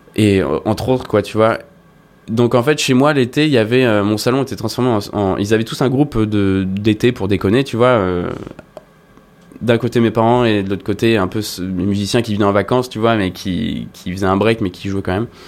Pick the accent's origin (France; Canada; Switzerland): France; La Rochelle, Nouvelle-Aquitaine; je, me baladais à La Rochelle, là où j'ai grandi